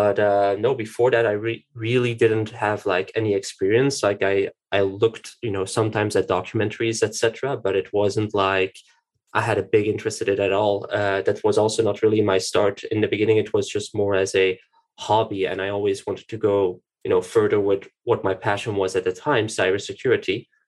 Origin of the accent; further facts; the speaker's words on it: Tienen, Flemish Brabant, Belgium; born there; now in Brussels, Belgium; Well, I was born in Tienen, then I traveled, not really. I moved a lot through Belgium, and I'm currently living in Brussels.